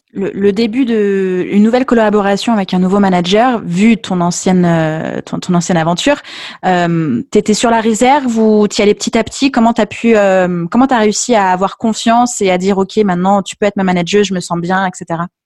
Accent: Lyon, Auvergne-Rhône-Alpes, France; j'étais de Lyon. Je le suis toujours.

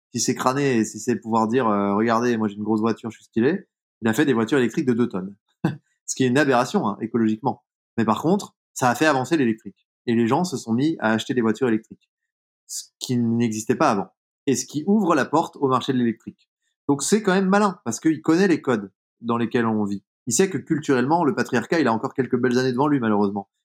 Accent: Jura, Bourgogne-Franche-Comté, France; dans le monde dans lequel j'ai grandi, typiquement dans le Jura

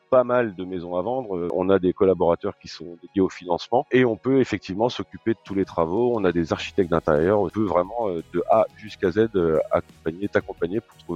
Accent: Granville, Normandy, France; also born or lived in Paris; Je suis normand purbeur. Ah d'accord. Donc euh, donc euh, né à né à Granville, euh, voilà j'ai quitté un peu la région pour aller faire mes études à Paris

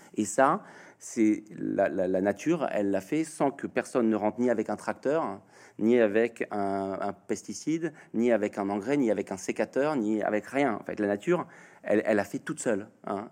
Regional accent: Normandy, France; je suis normand.

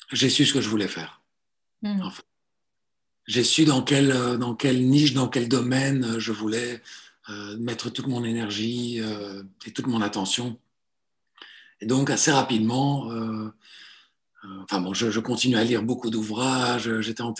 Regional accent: Belgium; also born or lived in Italy / Southern France; Je suis né en Italie, je suis arrivé en Belgique, euh, pas tout seul, hein, j'étais tellement petit à l'époque, pour retourner en France pendant 5 ans. donc, de mes 8 à 13, j'ai vécu au sud de la France. Et puis, je suis revenu en Belgique à partir de 13 ans

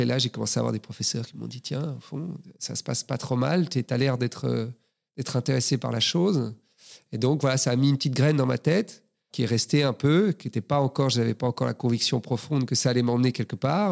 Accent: Brussels, Brussels-Capital Region, Belgium; Je suis né à Bruxelles, j'ai grandi à Bruxelles.

